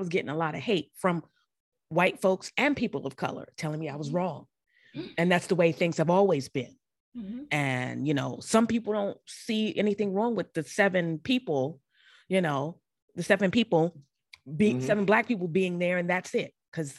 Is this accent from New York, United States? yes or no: yes; New York City, New York, United States; also born or lived in Harlem, New York; I'm not too far from the Bronx, but I'm originally from there and I'm living in Harlem right now.